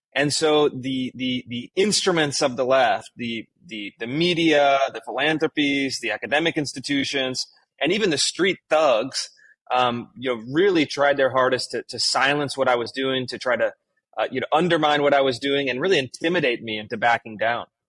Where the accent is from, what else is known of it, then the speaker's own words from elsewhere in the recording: Sacramento, California, United States; moved away as an adult; also born or lived in Washington D.C. / Bay Area / Los Angeles / Pacific Northwest; I grew up in, in Sacramento, California